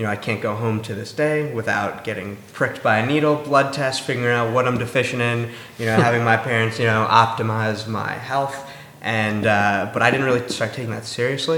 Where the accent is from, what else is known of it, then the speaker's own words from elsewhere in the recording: New York City, New York, United States; moved away as an adult; also born or lived in Philadelphia; I'm a city kid. I grew up in New York City